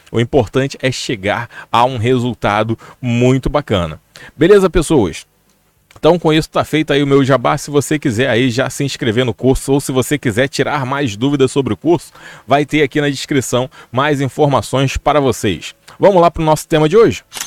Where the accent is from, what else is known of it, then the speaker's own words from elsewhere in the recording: Rio de Janeiro, Brazil; aqui no Rio de Janeiro, porque eu sou do Rio de Janeiro